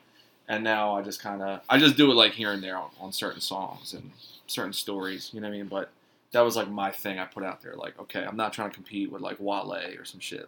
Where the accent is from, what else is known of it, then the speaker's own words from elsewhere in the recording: Philadelphia, Pennsylvania, United States; But when I would say I was from Philly, people would always be like, oh, like those mob guys, like South Philly, like, oh, man, Stallone, Rocky.